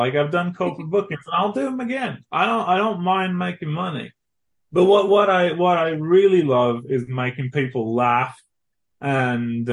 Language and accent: English; England, United Kingdom; moved away as an adult; now in Texas, United States; I grew up in England, so I'm thoroughly English.